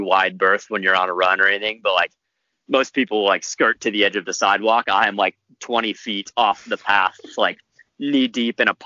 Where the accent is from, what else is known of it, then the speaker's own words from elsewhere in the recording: Rochester, New York, United States; So I was born in upstate New York. I was born in Rochester.